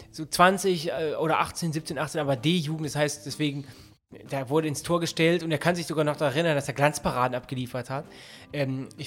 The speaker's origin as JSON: {"language": "German", "country": "Austria", "said": "Ich bin aus Österreich und hier, geht, hier, gibt es noch den verpflichteten Grundwehrdienst beim Bundesheer."}